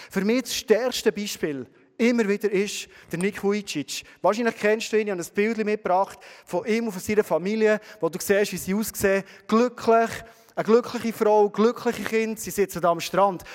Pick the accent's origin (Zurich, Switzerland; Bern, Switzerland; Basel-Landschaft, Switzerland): Bern, Switzerland; Bernese Oberland, Switzerland; wir als Berner Oberländer